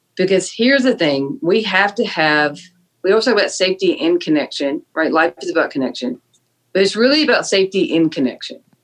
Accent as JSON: {"language": "English", "town": "Fort Mill", "region": "South Carolina", "country": "United States", "tie": "born or raised there", "said": "I grew up in Fort Mill, South Carolina"}